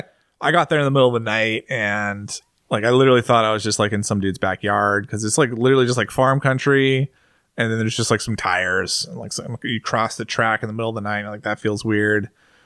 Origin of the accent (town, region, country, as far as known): United States